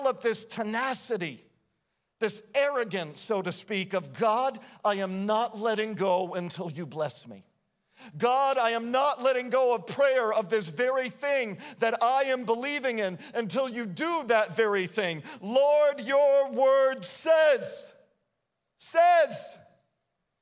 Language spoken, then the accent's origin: English; United States; we have spent a lot of time as American Christians